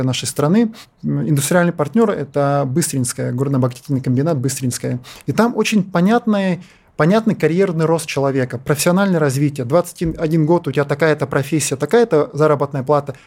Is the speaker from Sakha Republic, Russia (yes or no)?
yes; Yakutia, Sakha Republic, Russia; Я сам вырос в Якутии